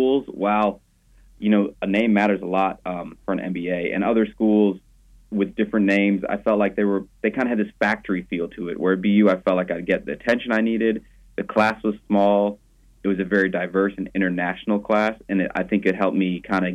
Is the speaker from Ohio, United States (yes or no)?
no; Jackson, Mississippi, United States; moved away as an adult; also born or lived in Iowa / Boston; now in Dallas, United States; I'm originally from Jackson, Mississippi